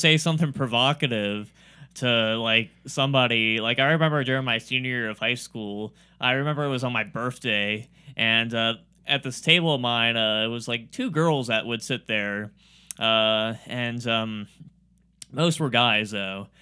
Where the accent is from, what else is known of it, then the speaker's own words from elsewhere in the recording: Warren, Ohio, United States; I have a Warren address, but I don't live in Warren